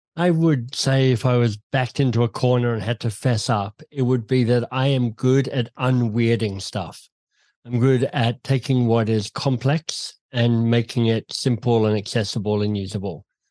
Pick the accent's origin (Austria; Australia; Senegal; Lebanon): Australia; Canberra, Australian Capital Territory; moved away as an adult; also born or lived in Oxford / London / Boston; I grew up in Canberra in Australia